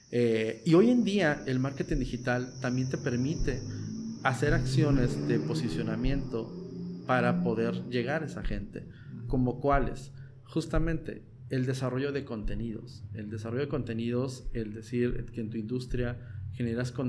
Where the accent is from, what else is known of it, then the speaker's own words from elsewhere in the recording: Tijuana, Baja California, Mexico; also born or lived in Mexico City; tengo más de 37 años aquí en Tijuana, ah, llegué chico, entonces digo, yo realmente me considero tijuanense, ¿no? Adoptado de corazón tijuanense